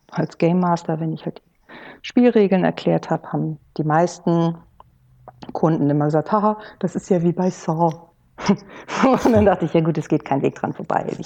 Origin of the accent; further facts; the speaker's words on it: Kiel, Schleswig-Holstein, Germany; Das ist für mich als Nordlicht, ich komme aus Kiel, ist natürlich ein Muss